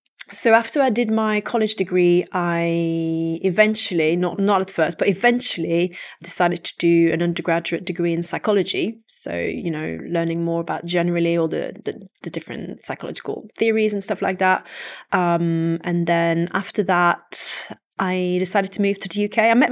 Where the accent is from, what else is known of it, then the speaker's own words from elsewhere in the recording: Quebec, Canada; first language French; English is a second language; So, I'm from a very monolingual French-speaking family. I come from Canada originally, but the French-speaking part of Canada, so the province of Quebec. And so, yeah, everything in my life happened in French up to a certain age.